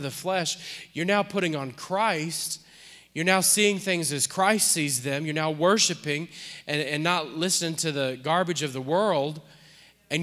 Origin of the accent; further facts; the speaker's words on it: New Orleans, Louisiana, United States; we're from New Orleans.